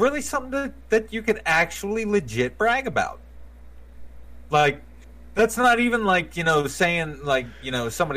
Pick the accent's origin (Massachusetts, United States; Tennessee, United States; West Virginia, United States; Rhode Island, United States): West Virginia, United States; Berkeley Springs; I grew up in Berkeley Springs